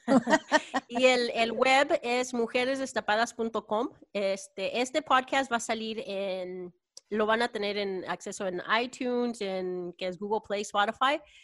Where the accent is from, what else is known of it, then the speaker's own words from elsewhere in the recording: Texas, United States; now in California, United States; yo crecí y nací en Texas